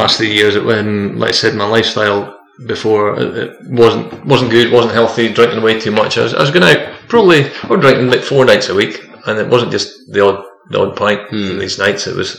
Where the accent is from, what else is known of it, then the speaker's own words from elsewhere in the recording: Westhill, Scotland, United Kingdom; West Hill, my hometown